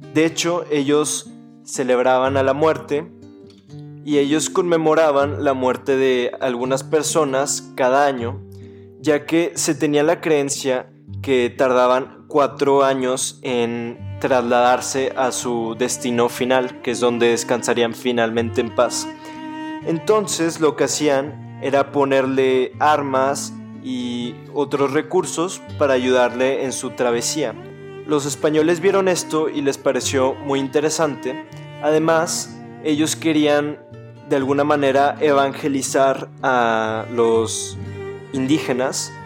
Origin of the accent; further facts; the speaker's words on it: Mexico; mi país, México